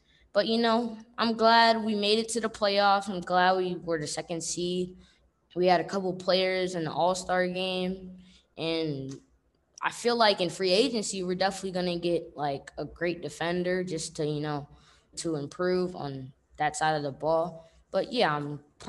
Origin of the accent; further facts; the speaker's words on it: New York City, New York, United States; I'm from Brooklyn, you know, I'm from Bed-Stuy, most specifically.